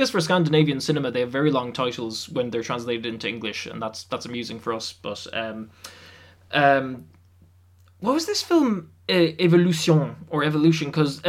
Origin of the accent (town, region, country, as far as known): Ireland